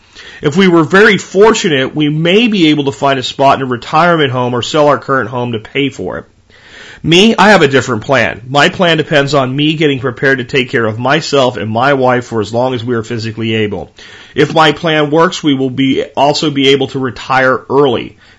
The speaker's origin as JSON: {"language": "English", "country": "Canada", "said": "Remember, I'm Canadian."}